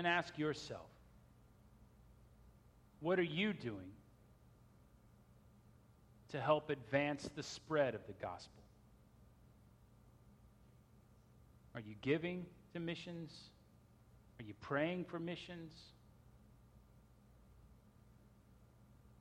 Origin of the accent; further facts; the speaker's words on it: United States; We as American Christians